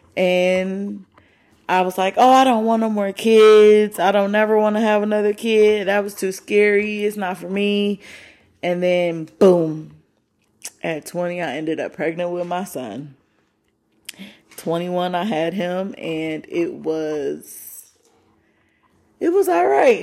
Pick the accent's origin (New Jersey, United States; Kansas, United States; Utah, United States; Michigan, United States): Michigan, United States; moved away; I'm from Michigan